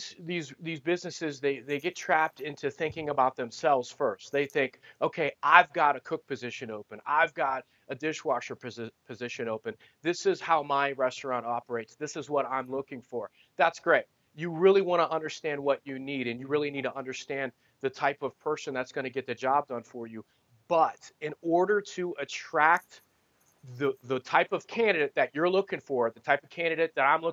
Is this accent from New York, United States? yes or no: no; Ohio, United States; now in Arizona, United States; I'm in Arizona now, but in Ohio